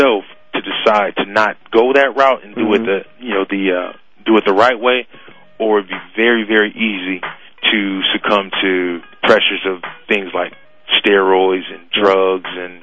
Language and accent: English; Lorain, Ohio, United States; I'm from Lorain, Ohio. It's a small little steel city outside of right outside of Cleveland. And I was raised there and went to school there